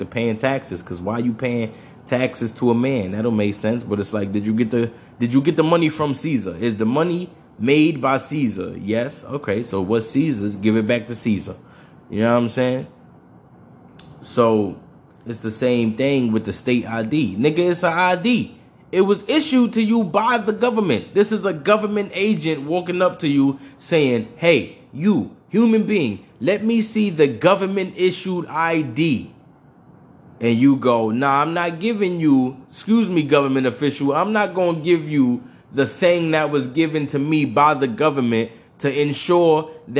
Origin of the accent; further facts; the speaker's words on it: New York, United States; I'm from New York